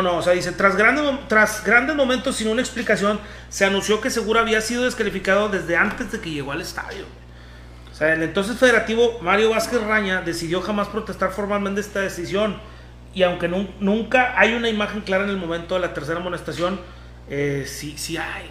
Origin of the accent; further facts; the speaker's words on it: Mexico; nosotros como mexicanos